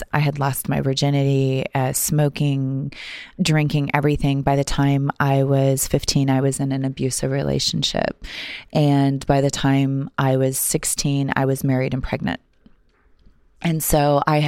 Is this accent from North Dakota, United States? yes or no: yes; Cooperstown, North Dakota, United States; I grew up in Cooperstown, North Dakota, and had a really sweet childhood, just a small town